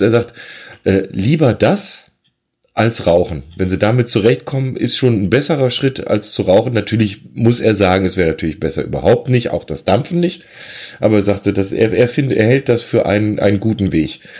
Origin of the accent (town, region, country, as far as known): Rhineland, Germany